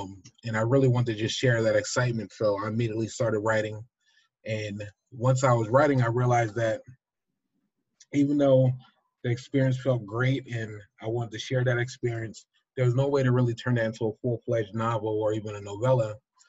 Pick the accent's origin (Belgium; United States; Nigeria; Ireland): Nigeria; I am extremely happy to tell the world anytime I can that I am a Nigerian man. I stem from the Fulani and the Yoruba people.